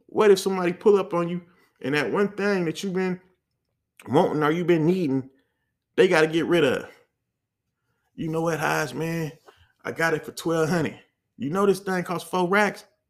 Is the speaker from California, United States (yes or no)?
yes; the Bay Area, California, United States; I'm from the Bay